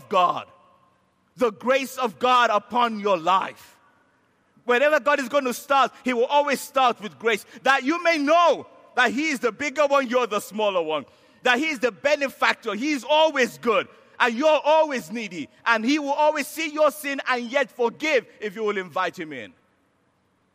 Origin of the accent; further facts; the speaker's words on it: Nigeria; I'm a Nigerian.